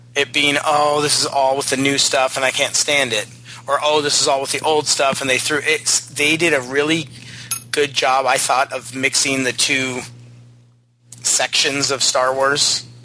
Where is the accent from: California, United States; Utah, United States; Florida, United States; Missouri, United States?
California, United States; San Diego; growing up in San Diego